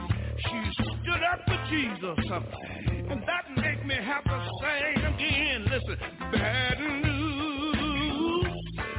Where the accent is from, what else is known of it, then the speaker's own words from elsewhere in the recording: Houston, Texas, United States; When I think about my hometown in Houston, Texas, there was five beautiful little children one day playing around in the house, and the devil got busy.